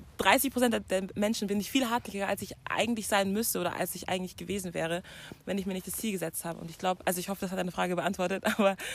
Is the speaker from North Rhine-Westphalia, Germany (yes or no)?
no; Munich, Bavaria, Germany; ich bin eigentlich aus München